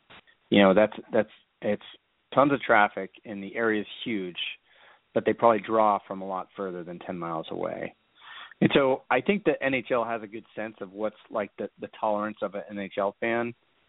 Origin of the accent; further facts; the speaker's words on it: Northern California, United States; now in Seattle, United States; There's actually much more hockey in Seattle than there was in Northern California when I grew up there.